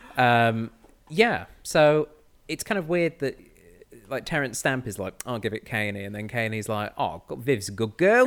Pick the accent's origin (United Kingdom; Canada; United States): United Kingdom; Manchester, North West England; I'm from Manchester